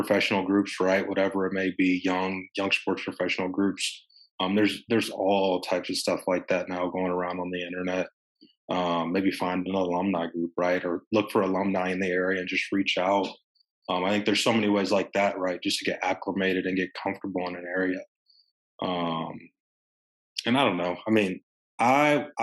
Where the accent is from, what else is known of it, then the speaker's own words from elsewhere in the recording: Evansville, Indiana, United States; moved away as an adult; now in Maryland, United States; I'm from Evansville